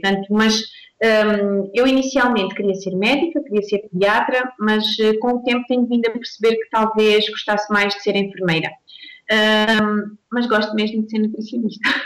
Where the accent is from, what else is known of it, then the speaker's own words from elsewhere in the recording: Alentejo, Portugal; now in Mozambique; sou alentejana